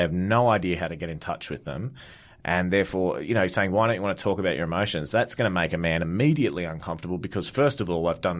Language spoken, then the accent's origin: English; Goulburn, New South Wales, Australia; Look, I'm not a big proponent of, where you come from sort of makes who you are or anything like that.